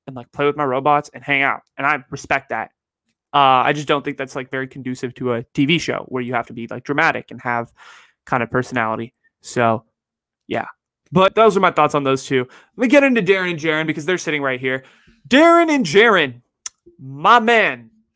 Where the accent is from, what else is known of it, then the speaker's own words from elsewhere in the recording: Bay Area, California, United States; growing up in the Bay and going to my high school